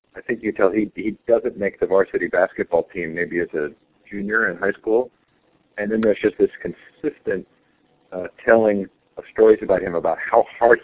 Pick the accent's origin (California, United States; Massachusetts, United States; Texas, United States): California, United States; Stanford; I grew up on Stanford campus